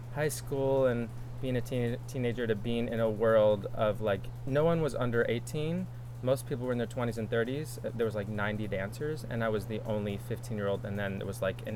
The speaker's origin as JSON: {"language": "English", "area": "Long Island", "region": "New York", "country": "United States", "tie": "born or raised there", "said": "I'm from Long Island, New York. Grew up about an hour and a half outside of the city."}